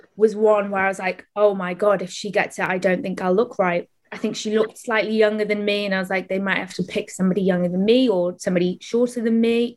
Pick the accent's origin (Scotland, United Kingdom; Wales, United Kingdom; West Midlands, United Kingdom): Wales, United Kingdom; Welsh; I'm Welsh, so I'm used to like being in choirs